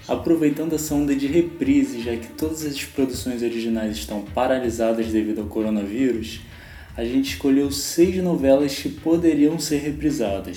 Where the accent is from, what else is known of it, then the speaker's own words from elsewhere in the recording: Rio de Janeiro, Brazil; eu sou carioca